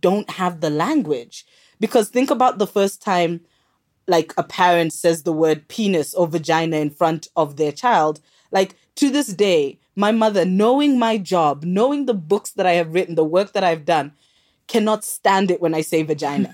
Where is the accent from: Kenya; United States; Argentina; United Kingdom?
Kenya; moved away; also born or lived in South Africa; I'm actually Kenyan.